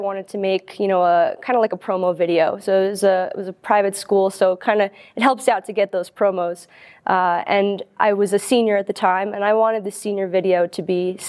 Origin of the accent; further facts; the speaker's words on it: New York, United States; Growing up in New York, close to the city, I was around a lot of high-profile construction projects